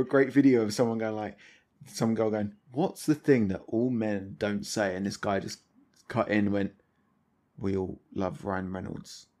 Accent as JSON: {"language": "English", "town": "Thamesmead", "region": "London", "country": "United Kingdom", "tie": "born or raised there", "said": "that's where I grew up"}